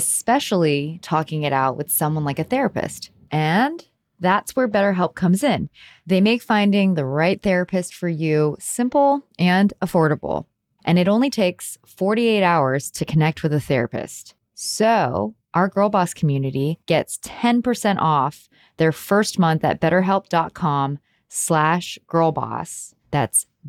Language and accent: English; Houston, Texas, United States; I grew up in Houston